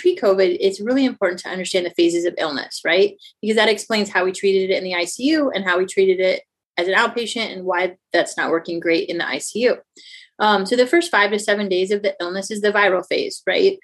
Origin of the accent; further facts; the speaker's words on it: St. Louis, Missouri, United States; I'm actually from the Midwest, the St. Louis area.